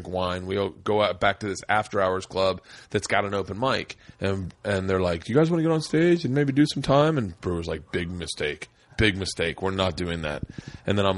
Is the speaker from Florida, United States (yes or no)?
yes; Florida, United States; moved away as an adult; also born or lived in New York; I was from Florida